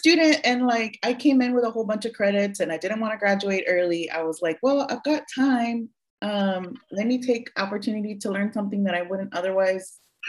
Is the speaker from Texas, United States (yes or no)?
yes; Rio Grande Valley, Texas, United States; first language Spanish; English is a second language; also born or lived in Florida; I'm originally from the Rio Grande Valley. So I'm a Valley girl, really proud of that. Still have my 956 number